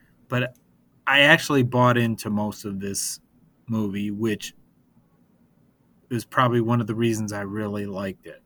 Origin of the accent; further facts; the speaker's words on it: Detroit, Michigan, United States; I'm from Detroit